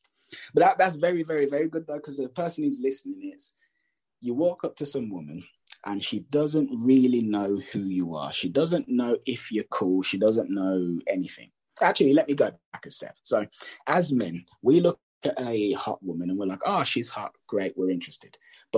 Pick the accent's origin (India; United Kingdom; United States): United Kingdom; England; because we're both English